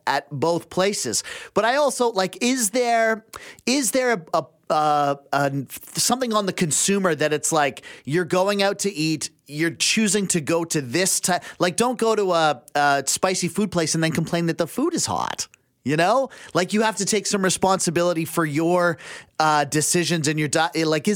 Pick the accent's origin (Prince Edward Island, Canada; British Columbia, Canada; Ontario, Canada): British Columbia, Canada; Abbotsford; moved away; I grew up in Abbotsford